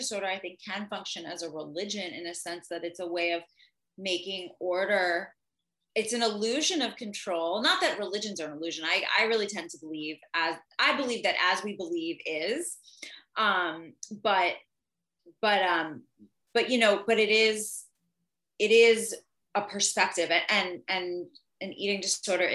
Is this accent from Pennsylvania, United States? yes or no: yes; outside of Philadelphia, Pennsylvania, United States; now in Los Angeles, United States; outside of Philly, where I'm from